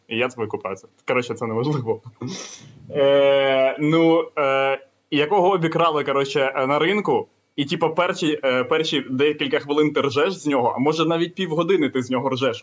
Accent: Kamianske, Dnipropetrovsk Oblast, Ukraine; я з Дніпродзержинську

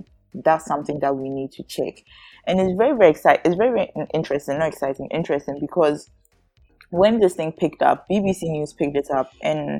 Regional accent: Ghana; as a Ghanaian business owner, first time business owner, I am told that I have tax reliefs

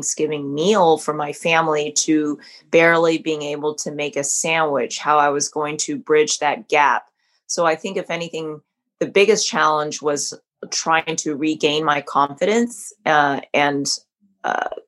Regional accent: Southern California, United States; I was born in Southern California. So I grew up eating a lot of great Vietnamese food

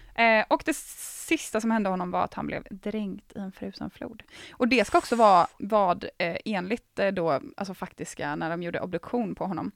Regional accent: Gothenburg, Västra Götaland, Sweden; Jag är från typ Göteborg

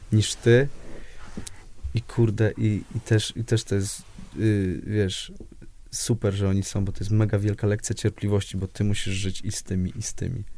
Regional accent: Poland; now in Warsaw, Poland; jestem z Piotrkowa

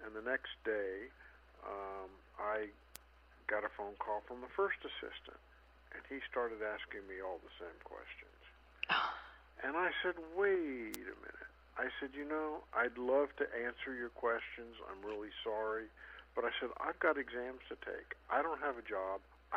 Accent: Silicon Valley, California, United States; I grew up in California in the Silicon Valley, before it was the Silicon Valley

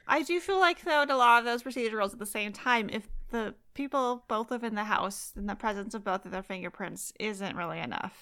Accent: Fresno, California, United States; I grew up in Fresno, too, and I lived there for, like, seventeen years

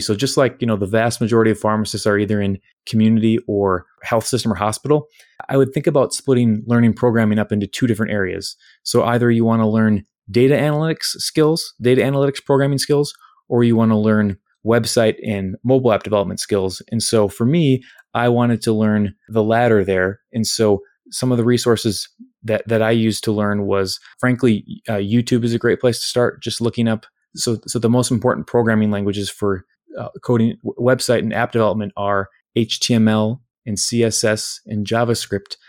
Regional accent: Winona, Minnesota, United States; my hometown of Winona

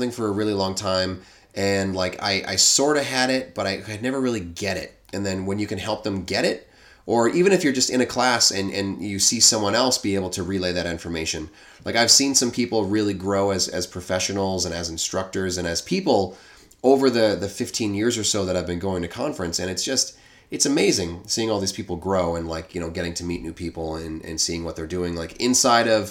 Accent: New England, United States; accent: New England

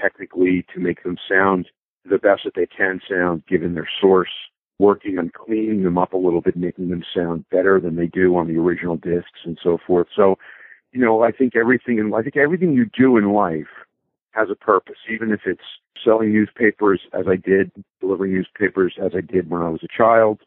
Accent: Bloomfield, New Jersey, United States; I was born in Northwest New Jersey in a small suburb called Bloomfield

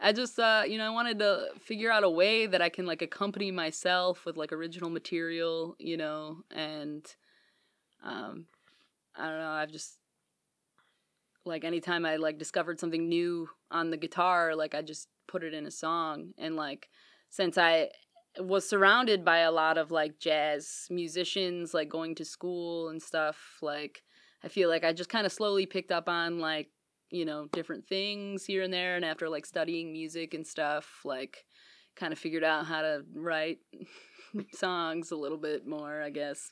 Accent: Morley, Michigan, United States; I'm from West Michigan

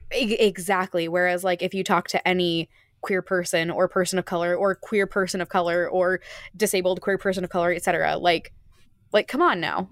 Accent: Phoenix, Arizona, United States; I come from Phoenix, Arizona.

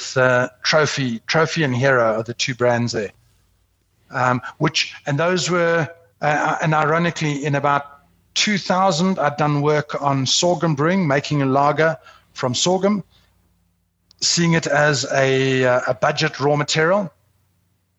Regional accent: South Africa; as a South African

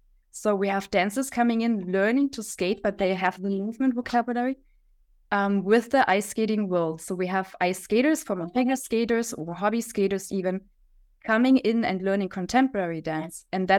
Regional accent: Leipzig, Saxony, Germany; from Germany, from Leipzig.

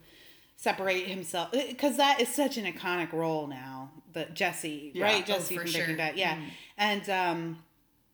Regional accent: Canada; I'm Canadian

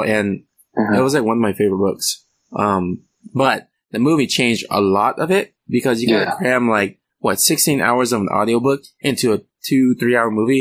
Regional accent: California, United States; we are both from California, not Sweden

